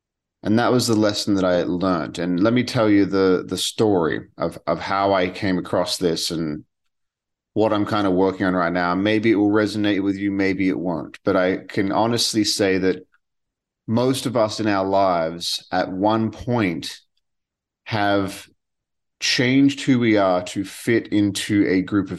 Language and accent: English; Western Australia, Australia; And she was from South Australia, and I was from Western Australia, and we were talking, and we talked all the time.